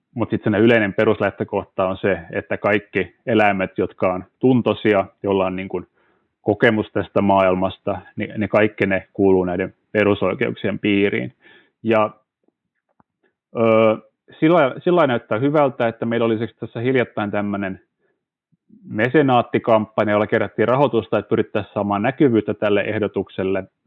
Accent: Turku, Southwest Finland, Finland; perheessä, missä, missä kasvoin kotona Turussa

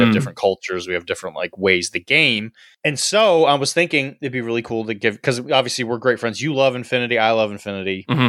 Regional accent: Australia; So being an Aussie, obviously not everyone who listens to this is from Aussieland.

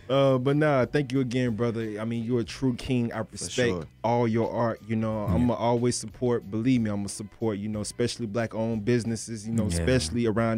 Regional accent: Florida, United States; I'm from Florida

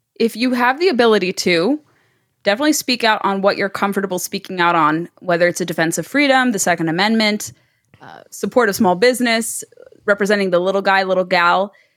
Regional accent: United States; being first generation American, growing up in America

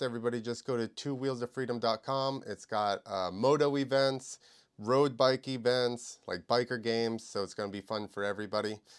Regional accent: New Jersey, United States; I'm from New Jersey

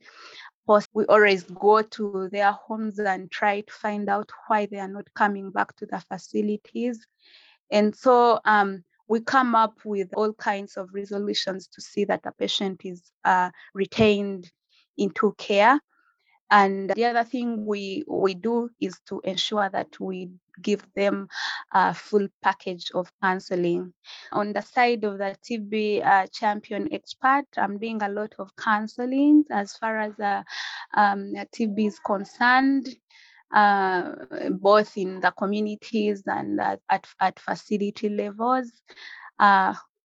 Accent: Mayuge District, Eastern Region, Uganda; now in Kampala, Uganda; I am from Uganda, from a district called Mayuge district, but currently I'm staying here in Kampala

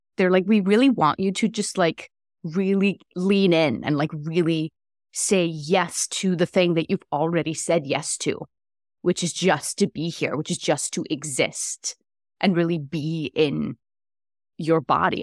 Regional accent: Iceland; moved away as an adult; also born or lived in New York City, United States; now in Atlanta, United States; I am originally from Iceland

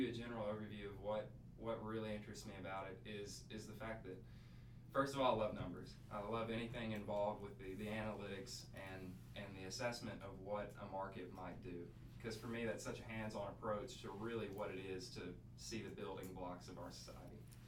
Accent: Pine Bluff, Arkansas, United States; also born or lived in Hot Springs, Arkansas; now in Fayetteville, United States; I'm from Hot Springs, Arkansas. I grew up in Pine Bluff, and then just a few years ago, before starting my semester here, I moved to Hot Springs.

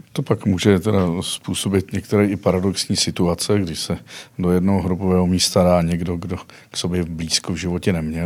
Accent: Karlovy Vary Region, Czechia; now in Prague, Czech Republic; pocházím z Karlovarského kraje

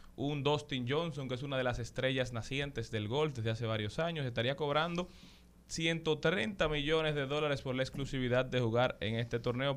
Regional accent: Dominican Republic

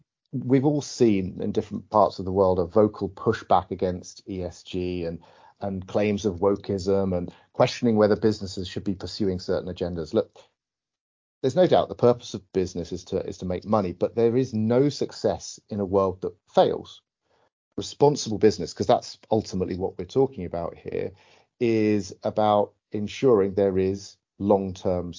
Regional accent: United Kingdom; as a Brit

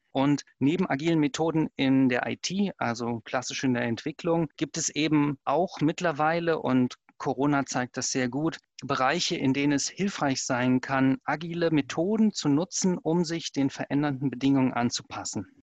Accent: Germany; ich als Deutscher

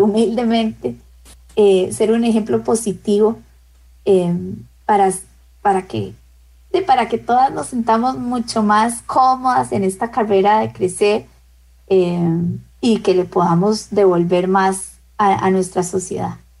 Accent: Costa Rica; en mi país

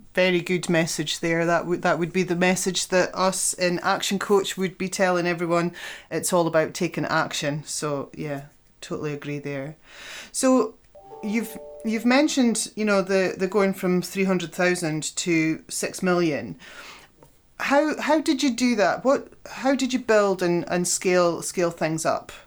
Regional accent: Scotland, United Kingdom; as Scottish businesswomen

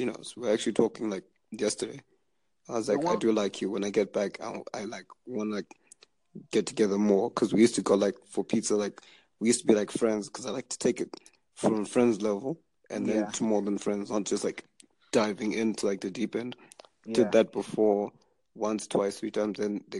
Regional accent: Zimbabwe; now in Canada; Actually, from my house in Zimbabwe. I'm actually based in Canada.

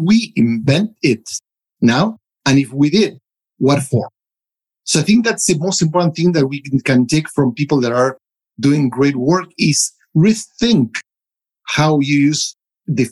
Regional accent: United States; now in Europe; I'm a American living in Europe working for a South African company

